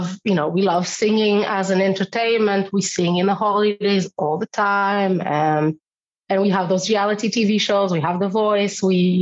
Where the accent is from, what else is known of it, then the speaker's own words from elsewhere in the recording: Israel; moved away; also born or lived in Europe; because I come from Israel. So I'm more of a Mediterranean when it comes to temper and personality, I suppose. But also when I moved to Europe